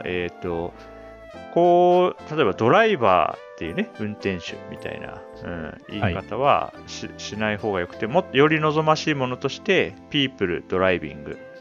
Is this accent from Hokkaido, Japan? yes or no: yes; Hokkaido, Japan; 日本人相手だと僕は北海道出身ですって言うけど